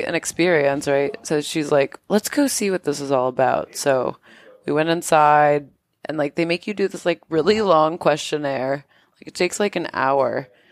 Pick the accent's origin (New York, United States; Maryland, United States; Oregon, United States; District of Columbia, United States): New York, United States; moved away; I'm from New York